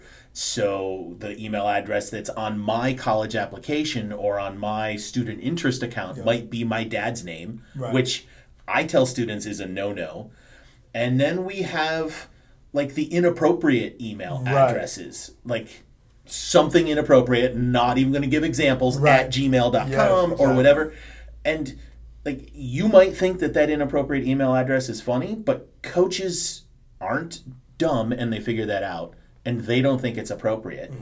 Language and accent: English; Chicago, Illinois, United States; I grew up in Chicago when the Bulls were, like, when Michael was a rookie